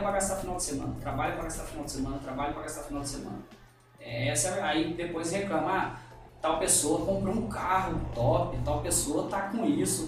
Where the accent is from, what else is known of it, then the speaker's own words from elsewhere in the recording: Minas Gerais, Brazil; also born or lived in São Paulo; sou de Minas